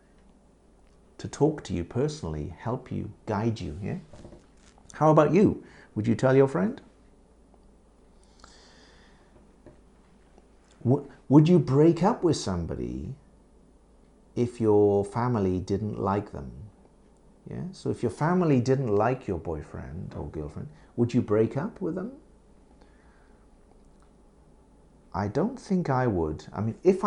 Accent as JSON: {"language": "English", "country": "United Kingdom", "moved": "yes", "lives_now": "Japan", "said": "I live in Japan, yes, but I'm British."}